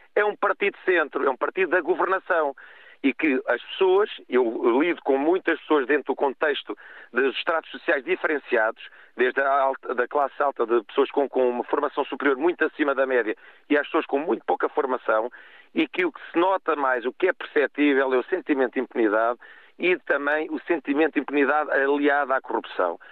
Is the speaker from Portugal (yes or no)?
yes; Cacém, Lisbon, Portugal; eu sou do Cacém.